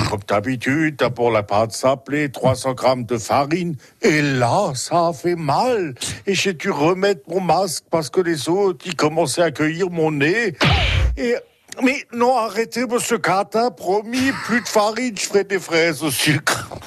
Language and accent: French; Kiffis, Grand Est, France; Oui, je suis de Kifis. Attention, pas Fislis, ça, hein, Kifis.